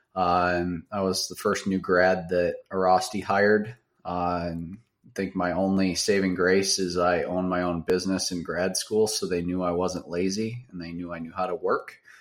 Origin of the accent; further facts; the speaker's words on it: Baraboo, Wisconsin, United States; also born or lived in Madison, Wisconsin / Davenport, Iowa; I grew up in South Central Wisconsin, uh, very very small town. Uh, it's called Baraboo.